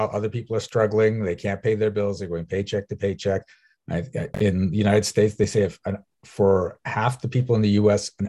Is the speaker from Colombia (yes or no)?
no; South Africa; I'm from South Africa